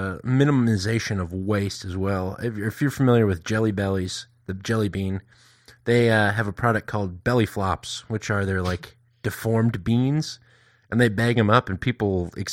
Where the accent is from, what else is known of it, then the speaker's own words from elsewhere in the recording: Wisconsin, United States; We had a factory where I grew up in Wisconsin